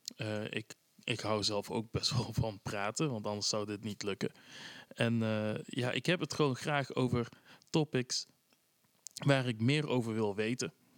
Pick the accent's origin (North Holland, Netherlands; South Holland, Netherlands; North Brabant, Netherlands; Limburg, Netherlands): North Brabant, Netherlands; Tilburg; ik kom ook uit Tilburg